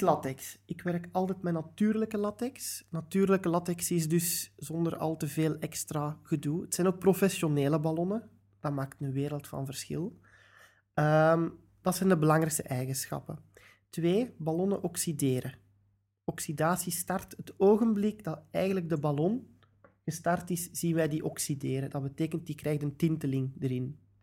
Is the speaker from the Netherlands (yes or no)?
no; Belgium